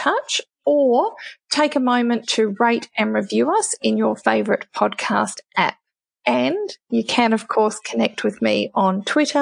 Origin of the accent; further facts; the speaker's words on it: New Zealand; moved away as an adult; now in Australia; As someone who grew up in New Zealand and didn't move to Australia until my early 20s